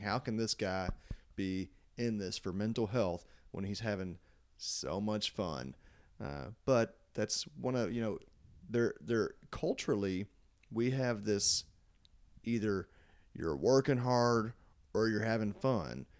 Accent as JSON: {"language": "English", "town": "Louisville", "region": "Kentucky", "country": "United States", "said": "I was from Louisville"}